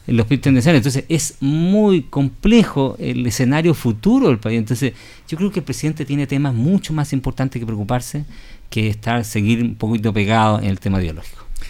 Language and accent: Spanish; Chile; todos nosotros los chilenos y quienes habitamos este país